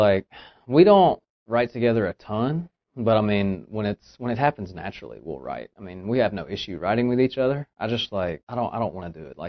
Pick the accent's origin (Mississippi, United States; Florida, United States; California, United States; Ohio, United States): Mississippi, United States; Batesville; now in Nashville, United States; a little town called Batesville, Mississippi.